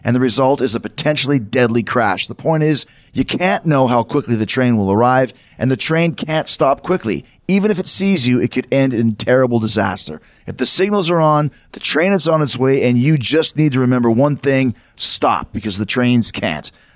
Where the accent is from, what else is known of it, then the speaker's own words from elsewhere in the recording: Winnipeg, Manitoba, Canada; moved away; also born or lived in New York; I grew up in Winnipeg, but I'm a New York guy